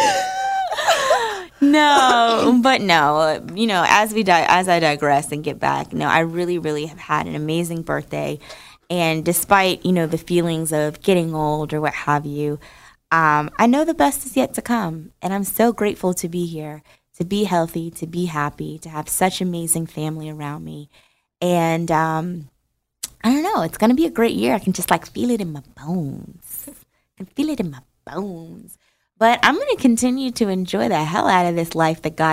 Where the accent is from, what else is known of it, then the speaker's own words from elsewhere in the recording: New Jersey, United States; moved away; I grew up in Jersey